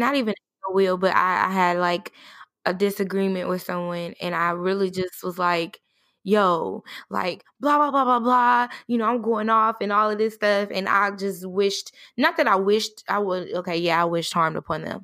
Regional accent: Indiana, United States; now in the South, United States; I'm in the South, but I'm originally from Indiana

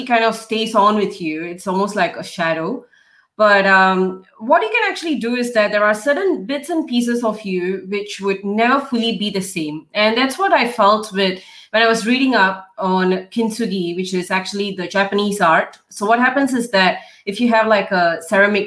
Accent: Singapore; moved away as an adult; now in Melbourne, Australia; So, I'm a Singaporean. I grew up and, did my education and everything in Singapore

